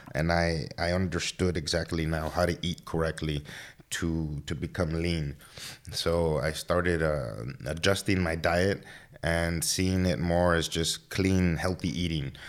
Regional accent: Laredo, Texas, United States; I'm from Laredo. born and raised here

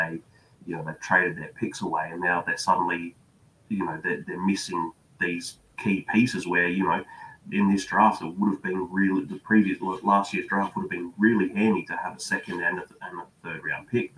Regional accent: Australia; I'm watching from Australia.

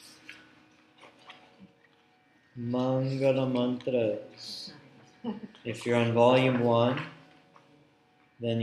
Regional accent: South India, India; I'm from South India

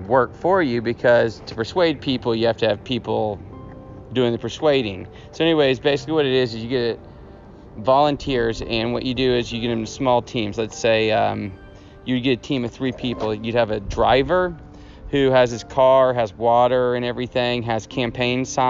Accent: Houston, Texas, United States; moved away; I'm from Houston, Texas

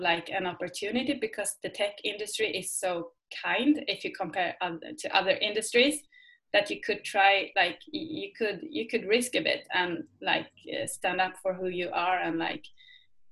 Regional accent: Sweden; English is a second language; I am from Sweden

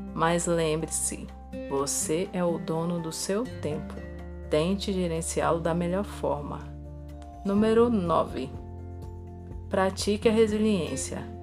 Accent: Brasília, Federal District, Brazil; Sou de Brasília

